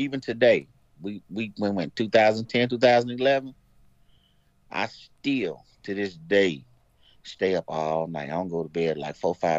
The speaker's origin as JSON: {"language": "English", "region": "Missouri", "country": "United States", "said": "I'm from Missouri. I lived an hour away from Fort Lindenwood at that time."}